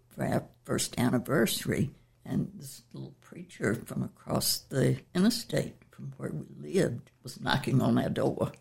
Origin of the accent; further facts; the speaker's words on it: Chesapeake, Virginia, United States; I was raised in Chesapeake, uh, when it was Norfolk County